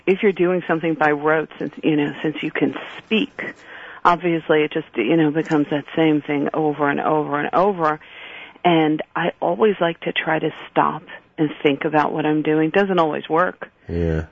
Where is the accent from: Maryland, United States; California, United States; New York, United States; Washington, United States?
New York, United States; New York City; I grew up in Borough Park. You know, I, I joke a little shtetl in Brooklyn